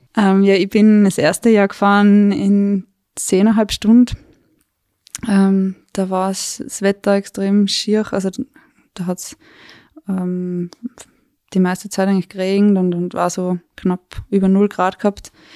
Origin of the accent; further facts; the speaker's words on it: Weinviertel, Lower Austria, Austria; moved away as an adult; now in Tyrol, Austria; Ich bin ursprünglich aus Niederösterreich, aus dem Weinviertel